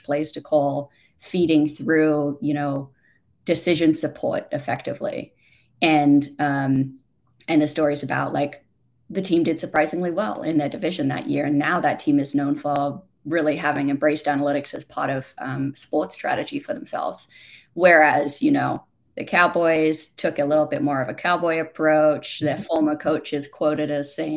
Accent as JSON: {"language": "English", "country": "Australia", "moved": "yes", "said": "despite being Australian"}